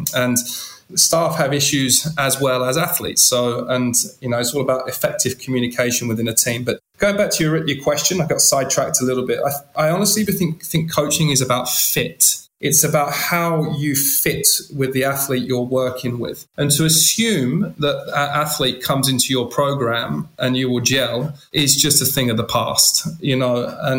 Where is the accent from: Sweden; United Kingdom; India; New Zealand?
United Kingdom; England; I was in their environment as an Englishman.